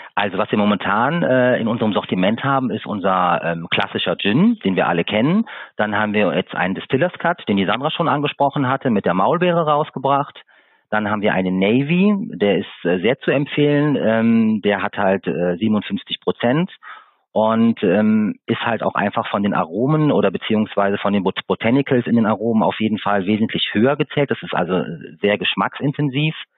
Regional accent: Siegburg, North Rhine-Westphalia, Germany; now in Eifel, Germany; Ich stamme ursprünglich aus Siegburg, das ist in Nordrhein-Westfalen. Bin vor 25 Jahren mit meinen Eltern in die schöne Eifel gezogen.

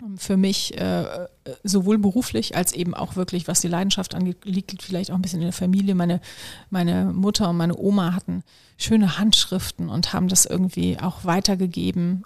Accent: Solingen, North Rhine-Westphalia, Germany; für eine Immobilienfirma in meiner Heimatstadt in Solingen. Ich komme ja, ähm, ich ja aus dem Bergischen Land

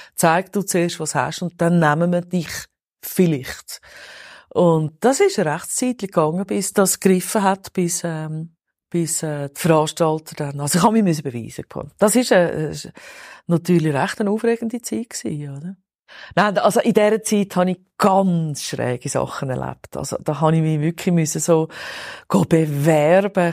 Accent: Zurich, Switzerland; Ich bin totales Stadtkind, im Niederdorf aufgewachsen, Kreis 5 seit eh und je.

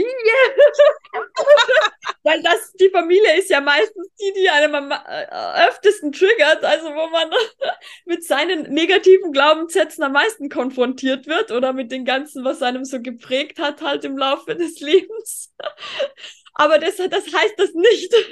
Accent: Tyrol, Austria; wie es bei uns in Österreich, wenn man jetzt auf die Ernährung zum Beispiel geht. Ich fühle mich in Tirol zum Beispiel als eine von den einzigen, die sich pflanzlich vollwertig ernährt

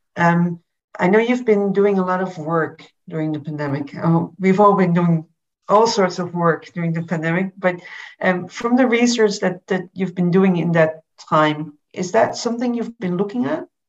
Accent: Berlin, Germany; I'm from Berlin, Berlin myself

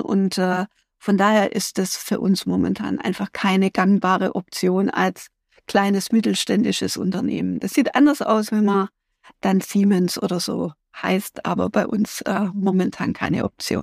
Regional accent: Germany; Wir sind Deutsche

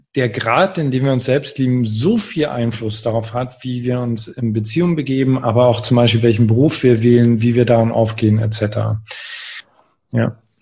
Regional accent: Görlitz, Saxony, Germany; moved away as an adult; in einer sehr kleinen Stadt groß geworden, Görlitz

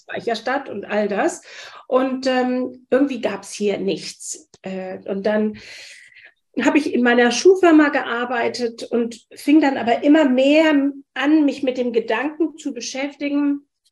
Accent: Wiesbaden, Hesse, Germany; moved away as an adult; also born or lived in London / Frankfurt; now in Hamburg, Germany; Ich komme aus Hessen, aus Wiesbaden

